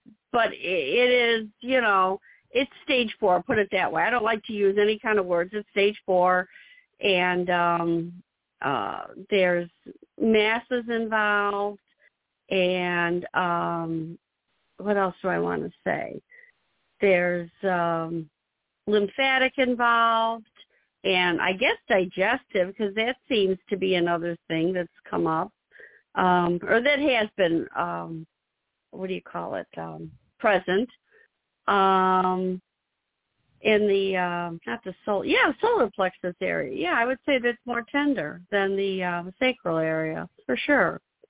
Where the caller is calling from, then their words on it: Illinois, United States; I'm calling from Illinois.